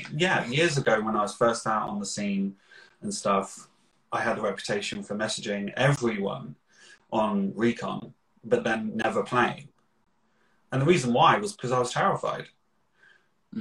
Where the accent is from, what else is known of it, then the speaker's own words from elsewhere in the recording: Slough, South East England, United Kingdom; I am originally from Slough, which is known for The Office